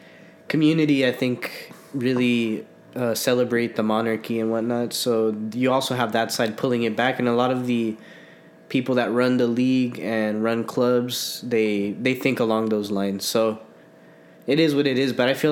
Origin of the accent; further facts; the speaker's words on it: United States; as an American